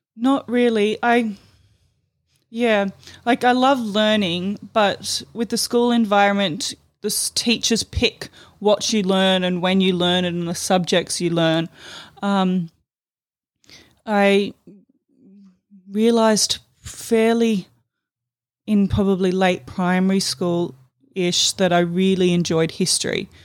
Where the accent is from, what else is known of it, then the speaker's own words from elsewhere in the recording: Palmerston, Northern Territory, Australia; also born or lived in Darwin; raised in Darwin. Um, actually, the, raised in the satellite city of Palmerston